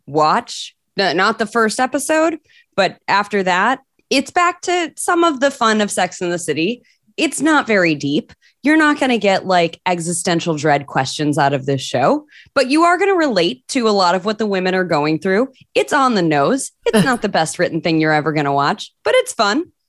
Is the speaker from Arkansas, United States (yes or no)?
no; Michigan, United States; moved away; I'm from Michigan originally